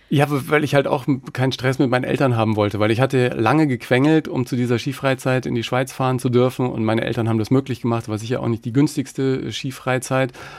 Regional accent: Germany; ich bin aus Deutschland

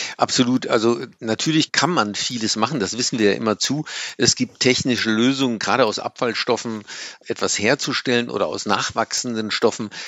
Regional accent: Germany; wir äh, 8, paar zerquetschte Tonnen CO2 emittieren als Deutsche

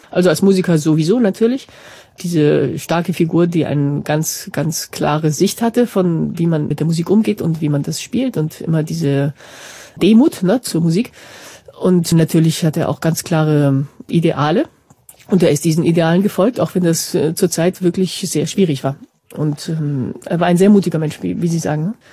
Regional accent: Madrid, Community of Madrid, Spain; now in Barcelona, Spain; Wir leben alle in Barcelona, zwei sind aus Katalonien, ich bin aus Madrid, aber halb Deutsche, ein Amerikaner.

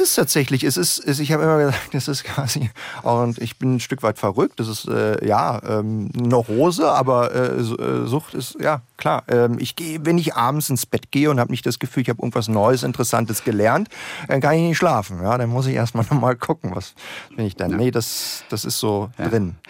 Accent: Berlin, Germany; Ich bin ja Berliner

